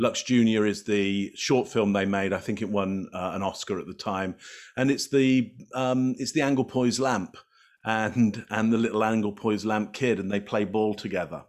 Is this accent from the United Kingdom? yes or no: yes; England, United Kingdom; moved away; I come from the U K originally, I'm English